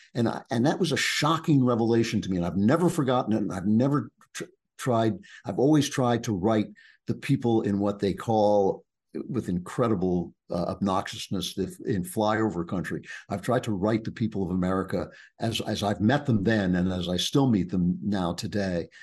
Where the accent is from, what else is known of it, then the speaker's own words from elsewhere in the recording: East Coast, United States; I grew up on the East Coast